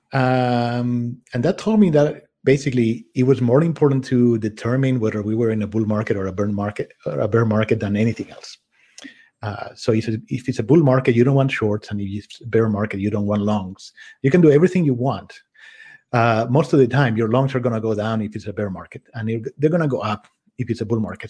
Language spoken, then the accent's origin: English; Spain; moved away as an adult; also born or lived in France / Czech Republic / United States / London; I grew up in Spain, but I have lived in five different countries.